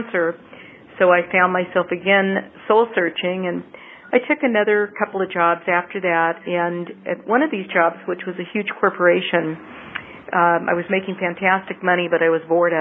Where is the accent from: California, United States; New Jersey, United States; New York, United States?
California, United States; Southern; also born or lived in Loma Linda, California / Los Angeles; lived in a small town in Southern California after that for the first several years of my life.